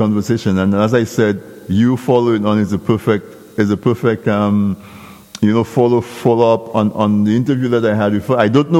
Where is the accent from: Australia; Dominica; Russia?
Dominica; moved away; I grew up in Dominica